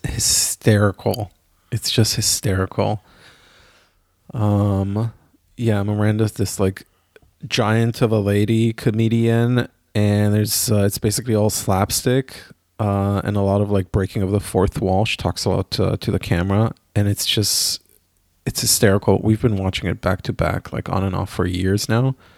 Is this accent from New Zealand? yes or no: no; Israel; now in Germany; I grew up in Israel